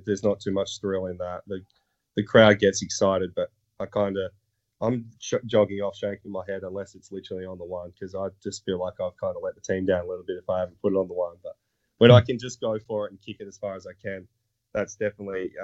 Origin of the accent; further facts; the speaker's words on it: Australia; moved away as an adult; now in United States; I come from Australia